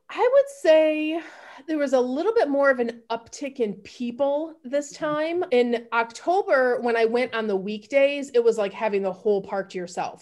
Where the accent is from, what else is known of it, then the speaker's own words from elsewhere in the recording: Grand Rapids, Michigan, United States; moved away as an adult; also born or lived in Houston, Texas; now in Austin, United States; So I grew up in the Midwest, Grand Rapids. I would say I'm from G-Rap, Grand Rapids, Michigan